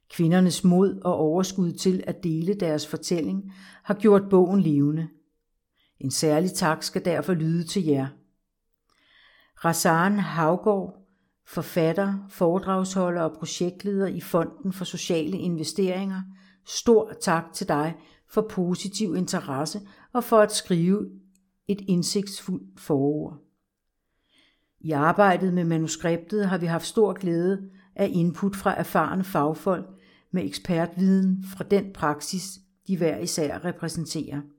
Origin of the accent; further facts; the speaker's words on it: Copenhagen, Capital Region of Denmark, Denmark; Jeg er født og opvokset i København i en almindelig familie, hvor jeg er den ældste af tre søskende.